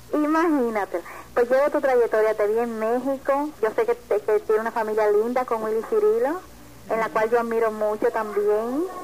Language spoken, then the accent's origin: Spanish; Dominican Republic; Yo soy dominicana